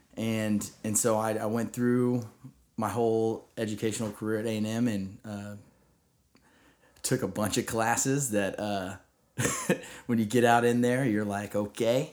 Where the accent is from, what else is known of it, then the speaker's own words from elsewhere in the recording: Rockwall, Texas, United States; I grew up in Rockwall, Texas